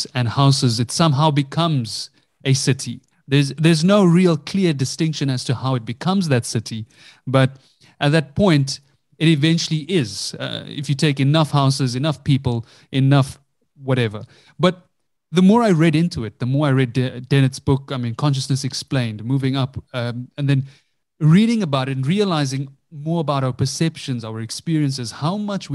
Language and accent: English; South Africa; Growing up, I grew up in South Africa, Indian parents